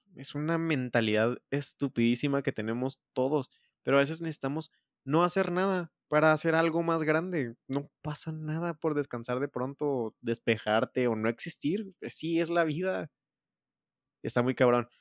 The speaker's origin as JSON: {"language": "Spanish", "country": "Mexico", "said": "como mexicano"}